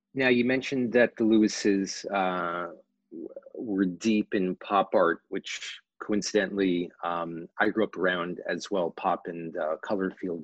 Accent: New York City, New York, United States; born and raised in New York City

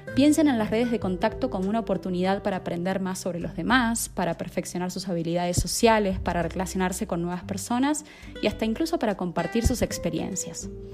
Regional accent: Argentina; moved away as an adult; now in Colombia; soy argentina de nacimiento y estoy viviendo en Colombia hace más de un año y medio.

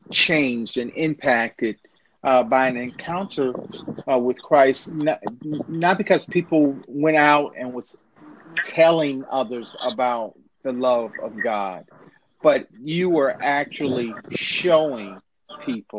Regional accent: Inglewood, California, United States; moved away; Spent some time growing up in Inglewood, California

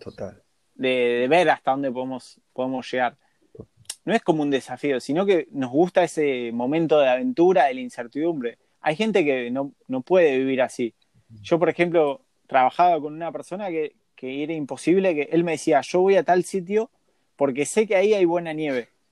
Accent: Argentina; Nacimos en Argentina

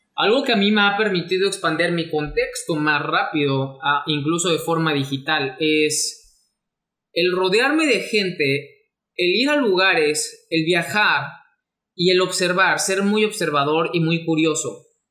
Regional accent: Mexico; mexicano, emprendedor y empresario

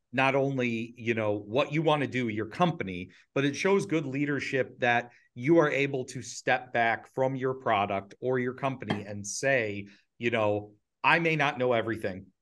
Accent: Ohio, United States; we were raised, uh, we're, we're all from Ohio

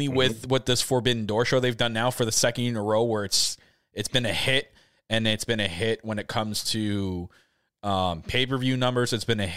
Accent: Canada; I'm Canadian.

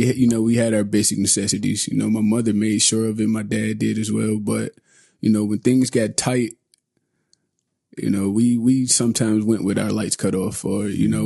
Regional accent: Detroit, Michigan, United States; I come from Detroit, Michigan. I grew up in project housing.

